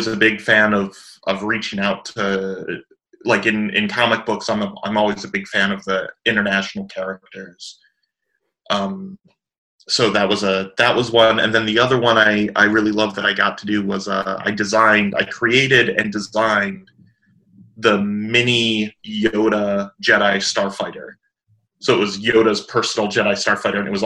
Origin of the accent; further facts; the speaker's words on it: South Florida, United States; also born or lived in Chicago, Illinois / Georgia; I was raised in South Florida